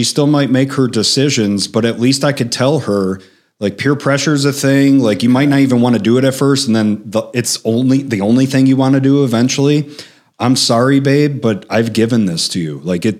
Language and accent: English; Chicago, Illinois, United States; So I'm from the South Side of Chicago. We use the F word like a placeholder when you're thinking.